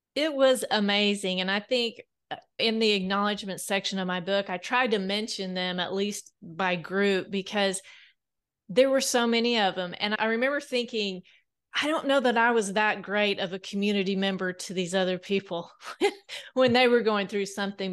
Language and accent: English; South Central Kansas, United States; now in Bentonville, United States; I grew up on a wheat farm in South Central Kansas